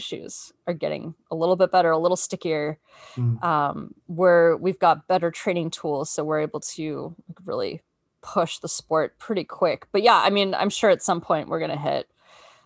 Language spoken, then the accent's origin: English; Australia; moved away as an adult; now in United States; I grew up in Australia